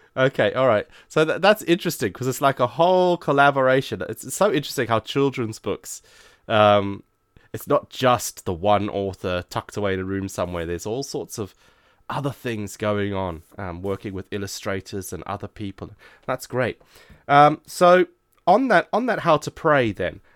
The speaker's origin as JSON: {"language": "English", "country": "Zimbabwe", "moved": "yes", "said": "I'm originally from Zimbabwe myself"}